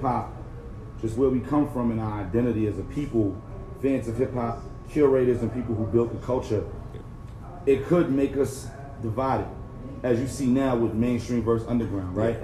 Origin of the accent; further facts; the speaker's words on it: New York City, New York, United States; I'm from Brooklyn